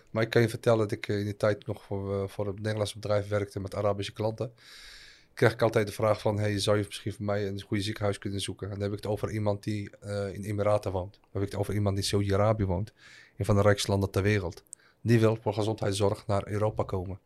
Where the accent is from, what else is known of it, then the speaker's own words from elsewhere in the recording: Al Hoceima, Tanger-Tetouan-Al Hoceima, Morocco; moved away; also born or lived in Netherlands; Ik kom zo dus uit Al-Huzima. Het dorp waar ik ben geboren